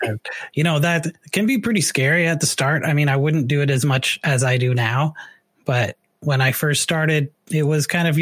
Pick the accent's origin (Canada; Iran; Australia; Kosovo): Canada; moved away as an adult; now in Hillsboro, United States; I'm from Canada.